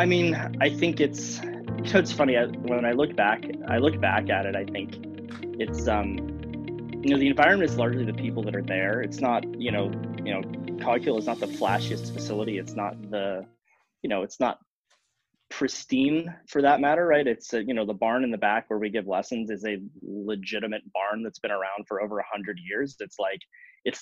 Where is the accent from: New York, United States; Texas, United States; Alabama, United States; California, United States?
California, United States; Northern; moved away as an adult; also born or lived in Illinois; now in Midwest, United States; I grew up in Northern California